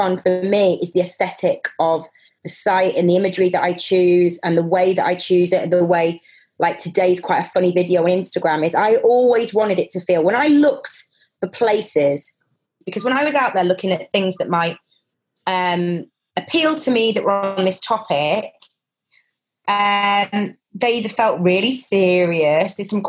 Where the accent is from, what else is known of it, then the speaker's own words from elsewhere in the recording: Manchester, North West England, United Kingdom; I'm from Manchester in the 90s. I think I drank a bit, right?